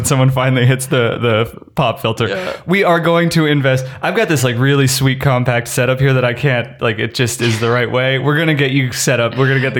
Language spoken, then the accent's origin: English; Pennsylvania, United States; moved away as an adult; I grew up in Pennsylvania. It's all green out there.